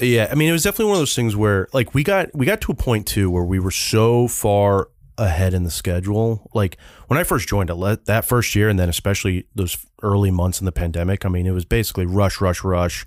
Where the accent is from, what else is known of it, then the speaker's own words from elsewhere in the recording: California, United States; I am from Cal